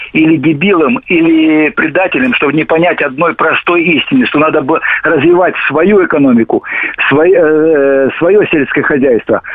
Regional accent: Volgograd, Volgograd Oblast, Russia; город Волгоград

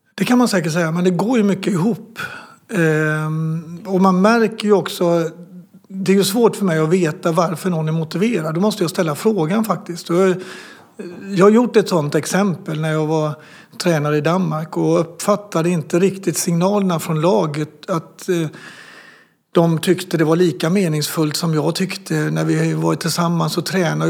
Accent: Sweden; som svensk

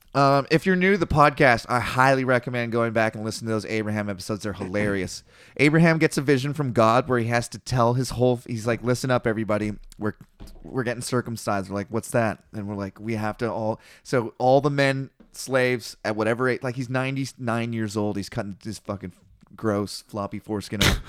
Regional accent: Canada

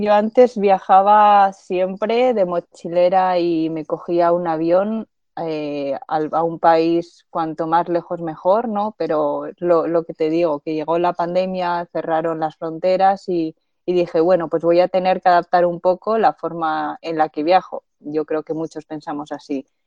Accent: Zaragoza, Aragon, Spain; moved away as an adult; also born or lived in Madrid; soy de Zaragoza, nací y crecí en Zaragoza y soy de origen chino

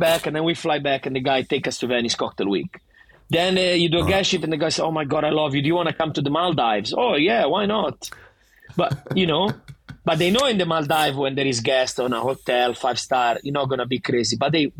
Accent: Sydney, New South Wales, Australia; accent: Italian; I go there, where are you from? Sydney. Yeah, you don't sound Australian. No shit, I don't sound Australian. I have the fucking thickest Italian accent ever, but I want to represent.

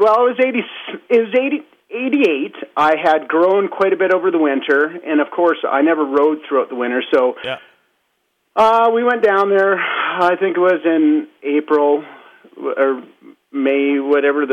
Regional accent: Alberta, Canada; I'm from Alberta

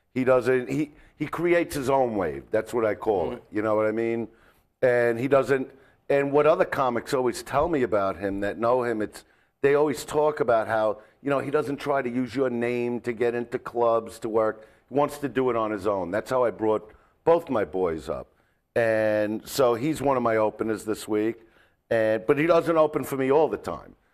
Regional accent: New York City, New York, United States; now in Los Angeles, United States; I'm from Brooklyn. Mm-hmm. You know, that's where I grew up

